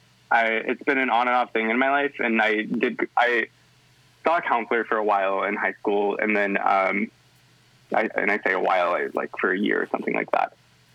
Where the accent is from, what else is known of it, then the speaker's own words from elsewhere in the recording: Northwest, United States; I grew up in the Northwest, which a lot of people are like, yeah, liberal, yeah, wonderful. But wasn't the case in my hometown, wasn't the case where I was growing up.